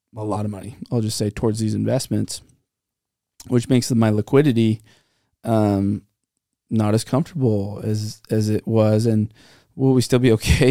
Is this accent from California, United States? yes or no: yes; Santa Clara, California, United States; Growing up in Santa Clara